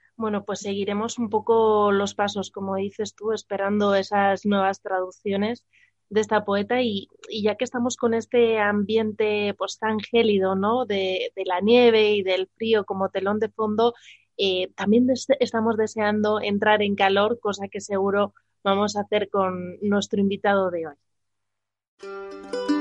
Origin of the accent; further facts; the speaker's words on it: Burgos, Castile and León, Spain; now in Madrid, Spain; soy de Burgos, pues ahí estamos más acostumbrados a la nieve